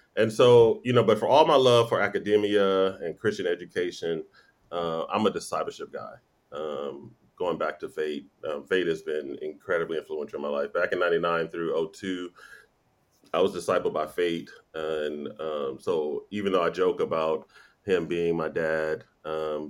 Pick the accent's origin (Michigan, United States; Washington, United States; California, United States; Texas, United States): California, United States; Los Angeles; born or raised there